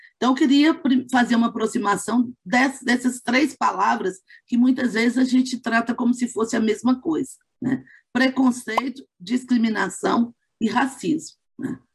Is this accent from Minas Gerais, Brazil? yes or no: yes; Belo Horizonte, Minas Gerais, Brazil; sou de Belo Horizonte